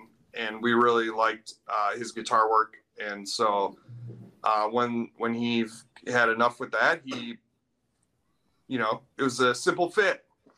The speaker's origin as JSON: {"language": "English", "region": "Midwest", "country": "United States", "tie": "born or raised there", "also_born_or_lived": "Milwaukee, Wisconsin", "said": "we grew up in the Midwest scene, playing in different bands."}